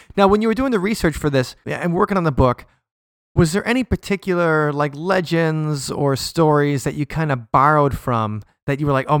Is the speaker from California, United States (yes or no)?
no; Milwaukee, Wisconsin, United States; growing up in Milwaukee